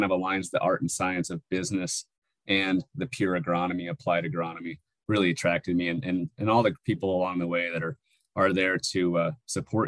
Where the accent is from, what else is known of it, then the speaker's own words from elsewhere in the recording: Northwest New Mexico, United States; moved away as an adult; also born or lived in Alaska / California; now in Arizona, United States; I grew up in Northwest New Mexico at around almost 7,000 feet elevation